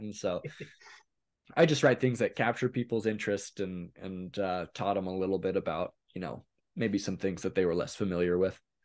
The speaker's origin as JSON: {"language": "English", "town": "Hermiston", "region": "Oregon", "country": "United States", "tie": "born or raised there", "also_born_or_lived": "Salt Lake City, Utah / California", "said": "most of um, my youth was spent in a little town called Hermiston, Oregon, which is in northeastern Oregon"}